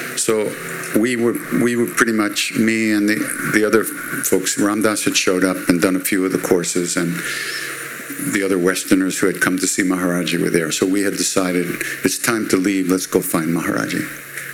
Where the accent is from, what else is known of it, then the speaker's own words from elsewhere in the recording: Long Island, New York, United States; I'm Jewish from Long Island.